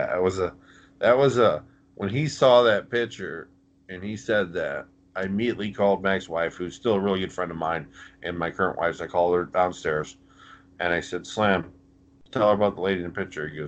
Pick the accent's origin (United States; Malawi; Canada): Canada; Thunder Bay, Ontario; We had we formed a tag team in the mid '90s called the Northern Exposure. I was from Thunder Bay, Ontario, Canada.